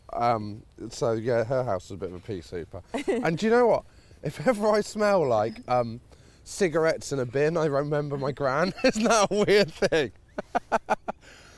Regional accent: Devon, South West England, United Kingdom; also born or lived in London / Bristol; Devon. I was born in London, actually

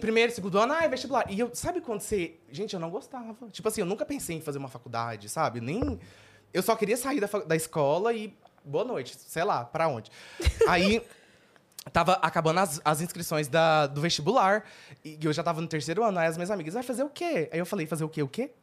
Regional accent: Anápolis, Goiás, Brazil; moved away; eu nasci em Anápolis, Goiás. Sou de lá, perto de Goiânia

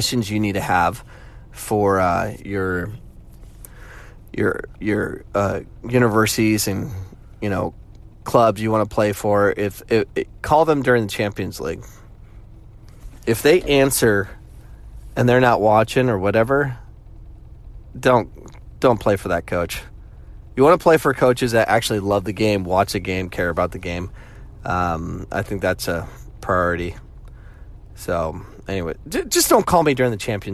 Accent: United States; the way I grew up, you know, I'm an American where it's basketball, football, baseball

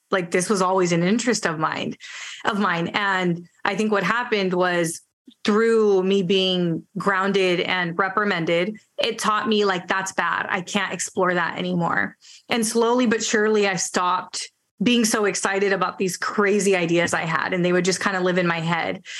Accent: Bay Area, California, United States; first language Spanish; English is a second language; I grew up in the Bay Area, went to college in the Bay Area

